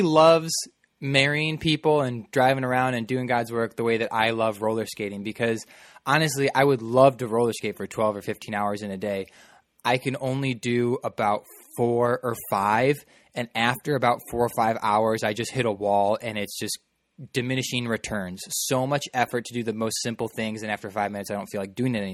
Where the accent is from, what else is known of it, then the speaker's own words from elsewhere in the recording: Midwest, United States; we're both from the Midwest.